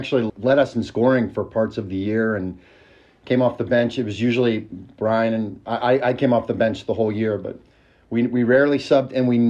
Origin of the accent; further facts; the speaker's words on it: Indiana, United States; now in Princeton, United States; I'm from Indiana